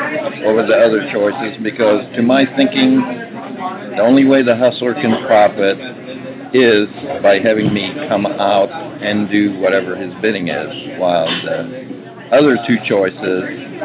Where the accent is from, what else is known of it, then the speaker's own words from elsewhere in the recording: Houston, Texas, United States; also born or lived in Israel / Dallas; I live here in Dallas. I was born in Israel and grew up in Houston.